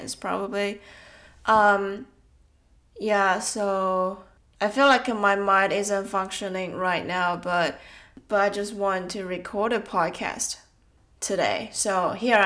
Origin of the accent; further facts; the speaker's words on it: Taiwan; I think around 15 years old while I was in Taiwan. I was still in senior high school. My dad went to a photography course in my hometown